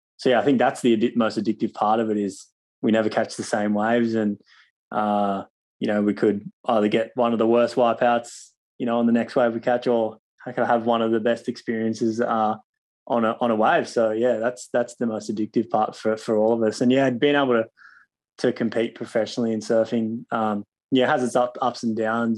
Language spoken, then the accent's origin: English; Cronulla, New South Wales, Australia; where I grew up in Cronulla